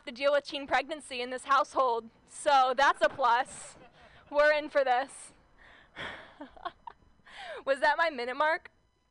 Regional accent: Southern Orange County, California, United States; I grew up in Southern Orange County

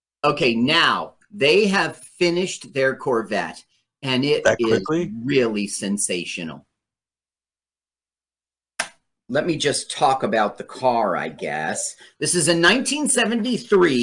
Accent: Los Angeles, California, United States; also born or lived in Las Vegas, Nevada; I grew up in Los Angeles a lot of years

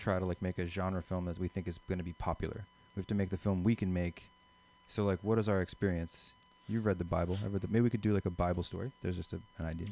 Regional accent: Philadelphia, Pennsylvania, United States; I'm from the Philadelphia area

